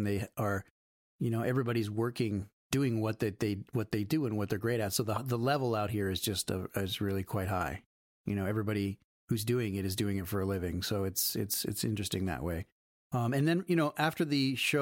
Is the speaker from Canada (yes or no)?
yes; Canada; moved away; also born or lived in Ohio, United States; I'm Canadian